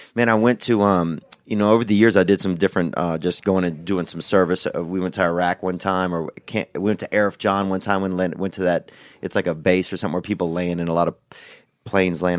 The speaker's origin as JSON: {"language": "English", "country": "United States", "said": "I'm an American"}